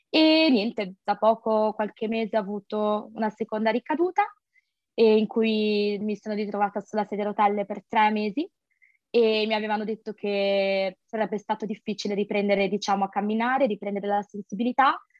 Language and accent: Italian; Sanremo, Liguria, Italy; moved away as an adult; now in Nice, France; ho 25 anni, sono di origini indiane e sono italiana sono una studentessa e master internazionali a Nizza, in Costa Azzurra, però vengo da Sanremo, quindi Liguria, in Italia.